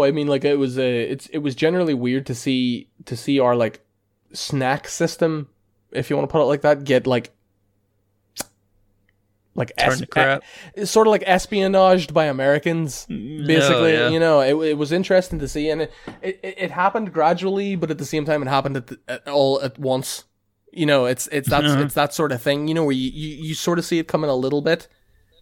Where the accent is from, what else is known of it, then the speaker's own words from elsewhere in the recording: Ireland; being Irish lads